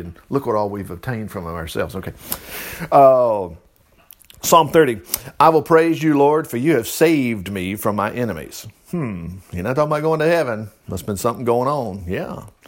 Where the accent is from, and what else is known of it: Alabama, United States